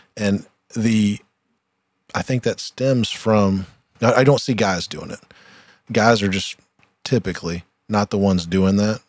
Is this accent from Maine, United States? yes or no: no; Troy, Ohio, United States; we're both from Troy, Ohio